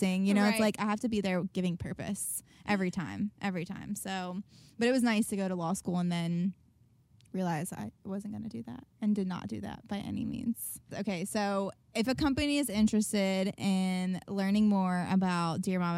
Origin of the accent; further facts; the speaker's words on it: Nashville, Tennessee, United States; I was from Nashville, because I was around so many artists